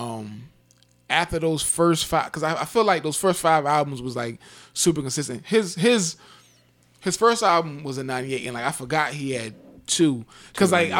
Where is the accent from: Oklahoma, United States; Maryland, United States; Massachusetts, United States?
Maryland, United States; Salisbury; I grew up in Salisbury, Maryland